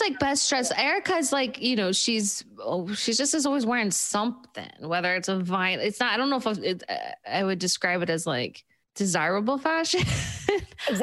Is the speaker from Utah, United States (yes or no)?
yes; Park City, Utah, United States; moved away; I'm from Park City